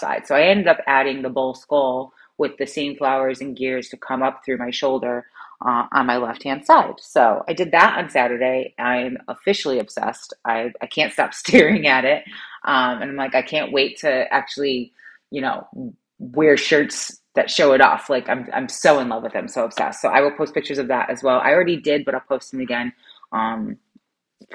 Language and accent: English; New England, United States; we're from New England.